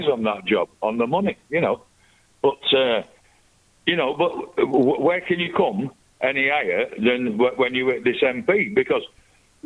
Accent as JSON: {"language": "English", "area": "Lancashire", "region": "North West England", "country": "United Kingdom", "said": "I'm from Lancashire."}